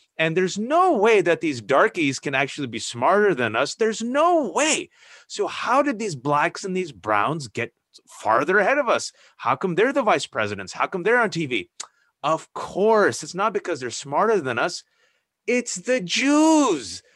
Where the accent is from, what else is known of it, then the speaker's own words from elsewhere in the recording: United States; English is a second language; I was born and raised here